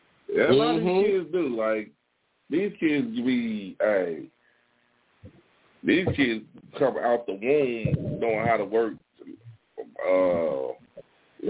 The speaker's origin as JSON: {"language": "English", "town": "Gary", "region": "Indiana", "country": "United States", "tie": "born or raised there", "said": "we grew up in Gary, but we pretty much knew more about Chicago news"}